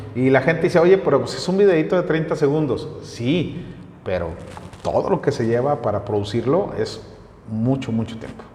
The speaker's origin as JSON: {"language": "Spanish", "town": "Torreón", "region": "Coahuila", "country": "Mexico", "tie": "born or raised there", "moved": "as an adult", "lives_now": "Calera, Mexico", "said": "siempre voy a ser de la comarca lagunera, siempre voy a ser de Torreón, de Francisco y Madero, de donde son originarios mis abuelos y donde nací yo"}